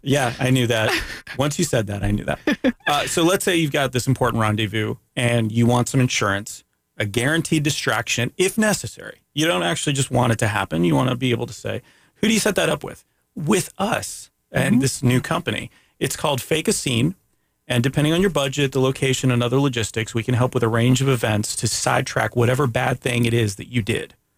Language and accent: English; Canada; I'm Canadian